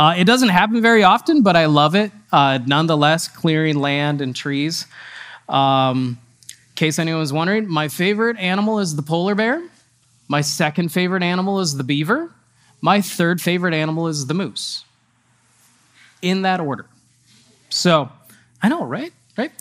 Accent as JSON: {"language": "English", "town": "Eau Claire", "region": "Wisconsin", "country": "United States", "tie": "born or raised there", "said": "I grew up in Wisconsin"}